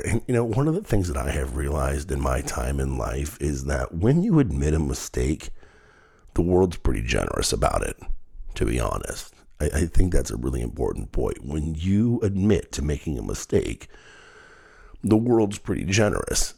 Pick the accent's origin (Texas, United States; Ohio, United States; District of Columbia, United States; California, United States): Ohio, United States; Dayton; my hometown of Dayton